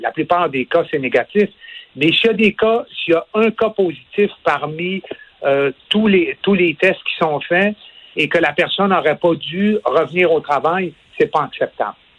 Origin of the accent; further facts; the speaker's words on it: Quebec, Canada; ici, chez nous au Québec